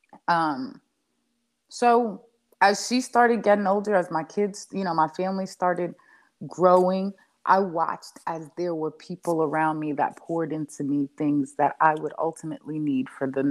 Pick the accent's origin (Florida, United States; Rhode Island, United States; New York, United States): New York, United States; New York City; now in North Carolina, United States; I grew up in the Bronx.